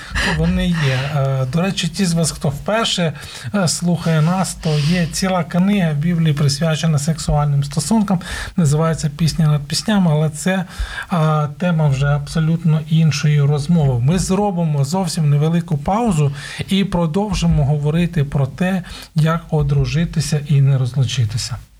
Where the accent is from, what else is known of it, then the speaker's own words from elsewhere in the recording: Ukraine; У нас в Україні кажуть